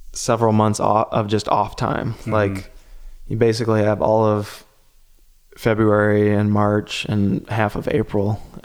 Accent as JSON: {"language": "English", "region": "Ohio", "country": "United States", "tie": "born or raised there", "said": "You know, growing up in Ohio, you know, my diet was sugar right."}